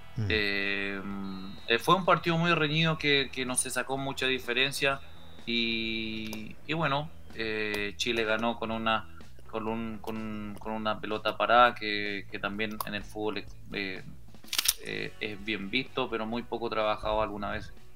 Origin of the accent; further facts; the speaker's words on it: Paraguay; yo hablando como paraguayo